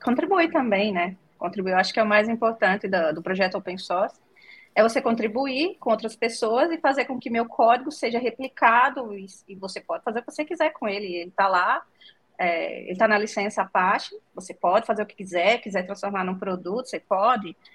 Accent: Northeast Region, Brazil; accent: nordestino; moved away as an adult; also born or lived in João Pessoa, Brazil; now in Estonia; eu sou nordestina

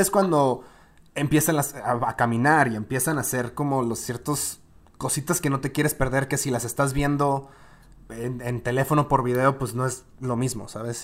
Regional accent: northern Mexico, Mexico; somos norteños

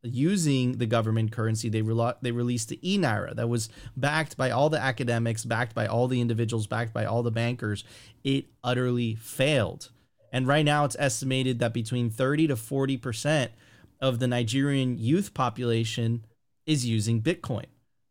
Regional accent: Venezuela; In Eastern Europe, myself, I'm originally from Venezuela, right? You smell that and you're like, oh my God, I've seen this before.

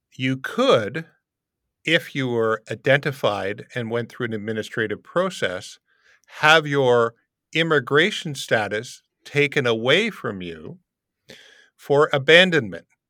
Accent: Windsor, Ontario, Canada; moved away as an adult; now in Poland; Canadian born and raised in Windsor, now currently living in Poland

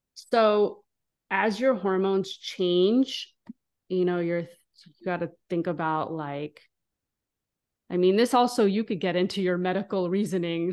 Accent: Israel; now in United States; I'm from Israel now. S, since I'm from the Middle East

